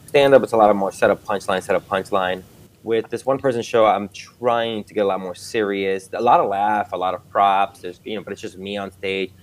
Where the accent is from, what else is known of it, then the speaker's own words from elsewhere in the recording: New York City, New York, United States; moved away as an adult; also born or lived in Dominican Republic / Aurora, Illinois; I grew up like in New York City